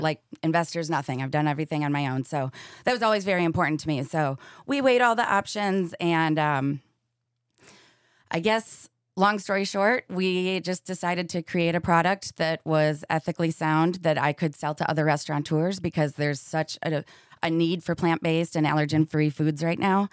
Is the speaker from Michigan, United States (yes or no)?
yes; Michigan, United States; now in Seattle, United States; I am from orig-, originally Michigan